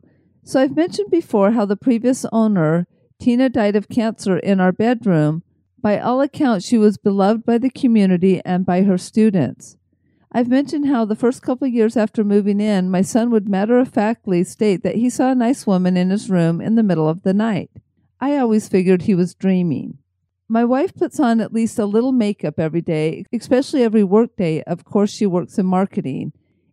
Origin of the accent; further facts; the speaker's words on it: Salt Lake City, Utah, United States; And I was born in Salt Lake